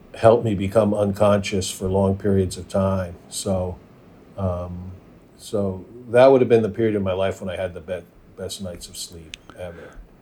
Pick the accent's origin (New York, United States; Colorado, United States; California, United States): New York, United States; moved away; also born or lived in Minnesota / Los Angeles; I was born and raised in Manhattan